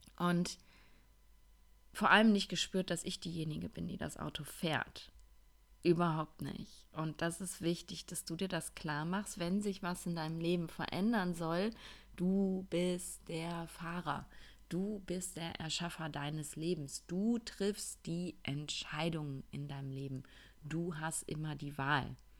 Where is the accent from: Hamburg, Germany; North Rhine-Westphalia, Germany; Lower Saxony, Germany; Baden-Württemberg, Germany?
North Rhine-Westphalia, Germany; Ruhr area; accent: Ruhrpott-Kodderschnauze; moved away; ich bin ja jetzt einige Wochen im Ruhrpott gewesen, in meiner alten Heimat und ähm, tatsächlich habe ich eben, weil ich dort groß geworden bin, auch so eine ziemliche Ruhrpott-Kodderschnauze